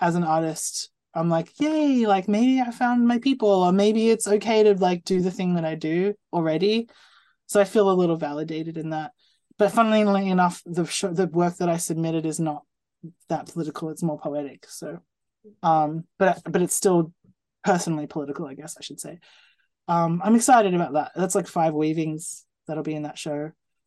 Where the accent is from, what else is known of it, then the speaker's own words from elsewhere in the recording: New Zealand; I'm from New Zealand